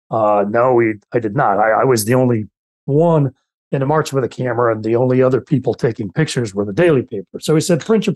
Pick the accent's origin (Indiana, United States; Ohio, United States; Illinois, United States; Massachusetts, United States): Indiana, United States; Gary; I grew up in Gary, Indiana